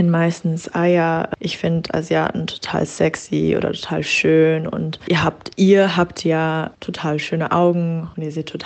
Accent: Germany; wenn ich daraufhin sage, dass ich aus Deutschland komme

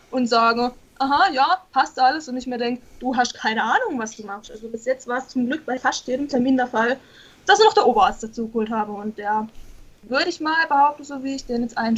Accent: Baden-Württemberg, Germany; Ich komme aus dem Schwarzwald, also Südbaden.

